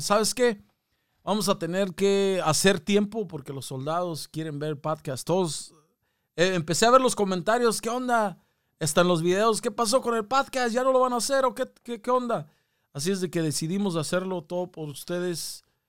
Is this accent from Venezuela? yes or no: no; Mexico; now in United States; nosotros somos, somos de México, carnal, somos de, venimos de México